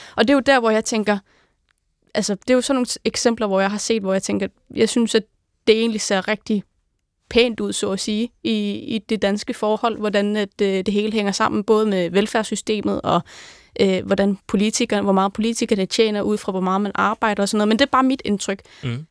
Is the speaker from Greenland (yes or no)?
yes; Greenland; moved away as an adult; now in Denmark; derhjemme, altså hjemme i Grønland